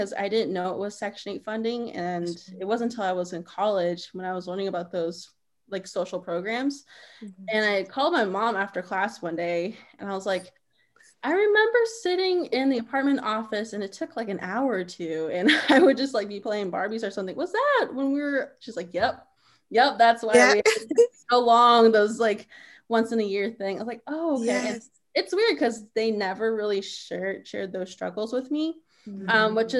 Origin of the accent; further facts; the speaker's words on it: Kansas, United States; I'm Navajo and I'm from Kansas